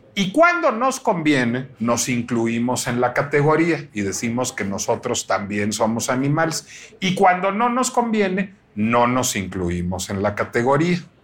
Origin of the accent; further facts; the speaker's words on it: Mexico; No me siento mexicano